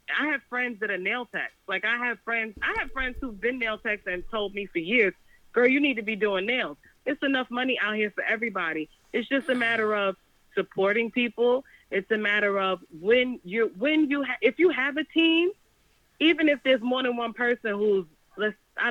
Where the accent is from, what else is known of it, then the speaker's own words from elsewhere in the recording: New York City, New York, United States; I'm from Brooklyn. I'm from Brooklyn.